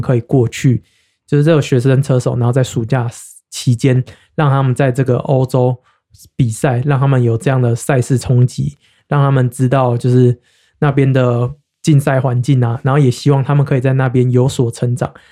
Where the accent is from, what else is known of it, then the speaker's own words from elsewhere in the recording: Taiwan; moved away; 我是台湾人